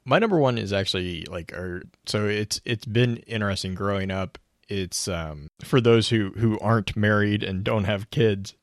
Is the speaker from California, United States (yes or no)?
no; Texas, United States; born or raised there